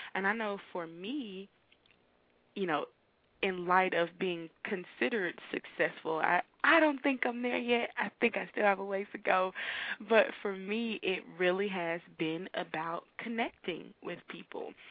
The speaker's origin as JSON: {"language": "English", "town": "Miami", "region": "Florida", "country": "United States", "tie": "born or raised there", "moved": "as an adult", "lives_now": "Tallahassee, United States", "said": "I grew up in Miami. I've been in Tallahassee since I moved here to attend college at Florida A&M University"}